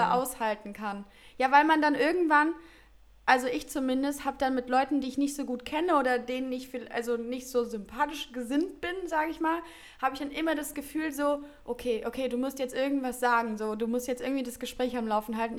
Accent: Heinsberg, North Rhine-Westphalia, Germany; du gebürtig aus Heinsberg kommst und die Nähe zu den Niederlanden hast

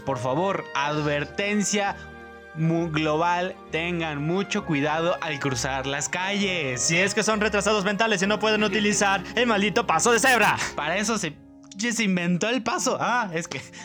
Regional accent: Puebla, Mexico; este mes no es un buen mes para ser poblano

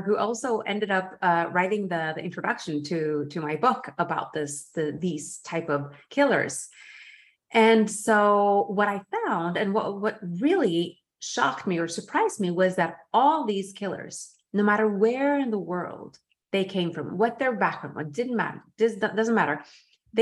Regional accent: Norway; moved away; also born or lived in Geneva; in Norway, in my home country. I was living in Geneva

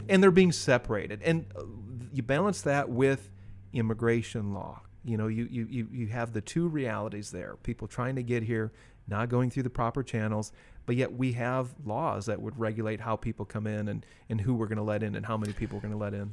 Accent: United States; I'm a Native American in that I was born here

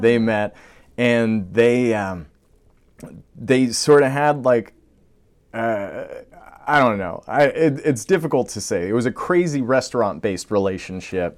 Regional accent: Long Island, New York, United States; also born or lived in Brooklyn; we grew up on Long Island

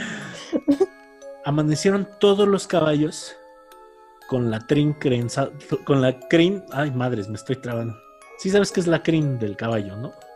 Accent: Cardonal, Hidalgo, Mexico; en el pueblo donde crecí, que se llama Cardonal Hidalgo y está por las grutas de Tolantongo

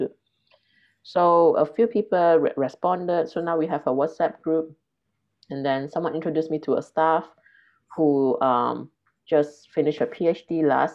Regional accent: Malaysia; moved away; the thing about being Malaysian is even among Malaysian, we don't have one identity. So even among Chinese Malaysian, there are differences between me and them

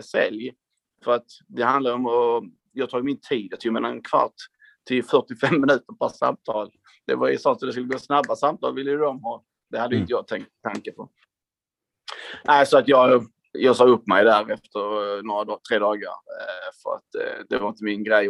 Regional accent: Hässleholm, Skåne, Sweden; jag är en kille från Skåne, precis som ni, från eh, Hässleholm mm. från början

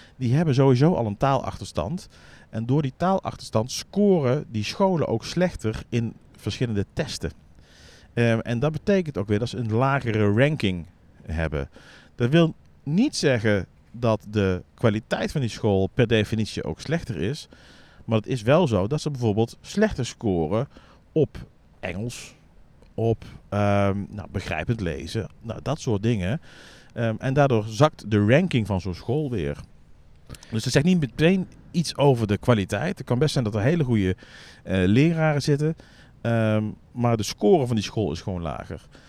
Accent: Netherlands; als Nederlander

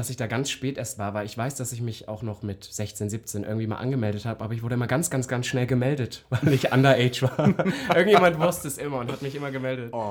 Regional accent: Halle, Saxony-Anhalt, Germany; Ich weiß, ich komme ja aus Halle eigentlich

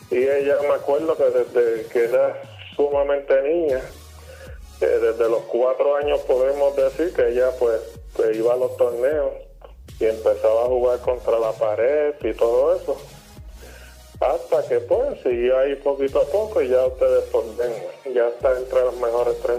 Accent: Puerto Rico; ya tú sabes que como buen puertorriqueño, pues eh, comenzamos en las pequeñas ligas

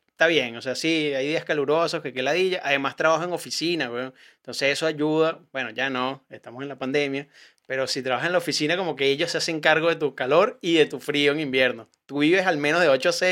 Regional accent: Venezuela; now in Chile; yo soy comediante, soy venezolano

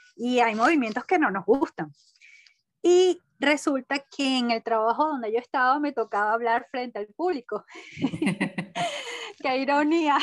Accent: Caracas, Capital District, Venezuela; nací en Caracas, crecí y actualmente vivo aquí, Caracas, Venezuela

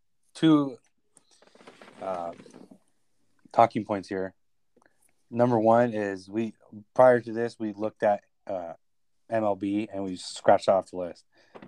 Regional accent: Los Angeles, California, United States; we're all from Los Angeles

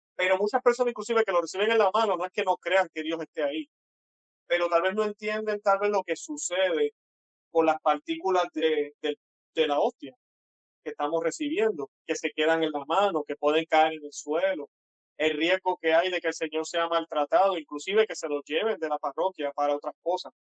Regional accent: Puerto Rico; soy puertorriqueño, tengo un acento un poco extraño tal vez para ustedes

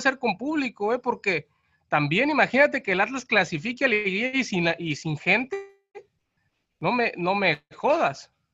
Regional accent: Mexico; así somos los mexicanos

